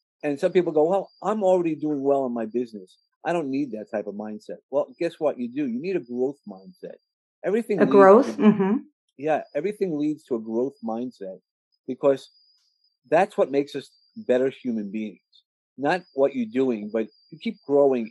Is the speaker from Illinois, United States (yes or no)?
no; New York, United States; I come from New York